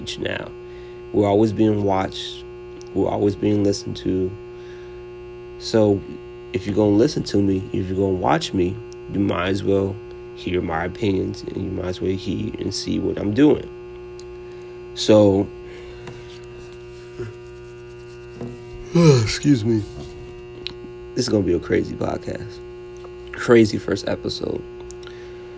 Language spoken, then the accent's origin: English; Naperville, Illinois, United States; moved away; also born or lived in Chicago, Illinois / Peachtree City, Georgia; Born in Chicago, Illinois, raised in Naperville, Illinois